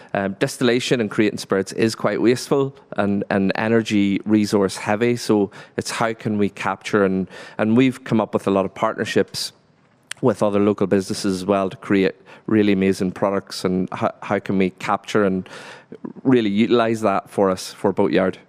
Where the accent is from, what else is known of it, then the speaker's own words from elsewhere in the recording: Fermanagh, Northern Ireland, United Kingdom; moved away as an adult; also born or lived in Scotland; I grew up on a, a dairy farm in Fermanagh